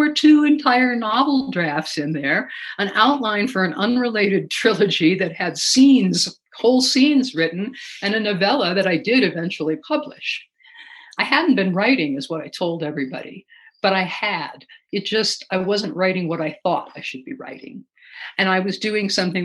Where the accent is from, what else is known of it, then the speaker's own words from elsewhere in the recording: Alaska, United States; growing up in Alaska